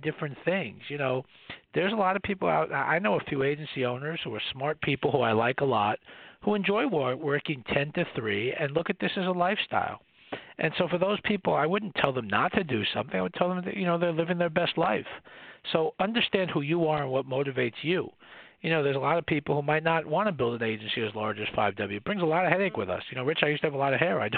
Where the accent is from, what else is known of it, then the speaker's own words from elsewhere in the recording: New York City, New York, United States; I'm a boy from the Bronx who graduated from public school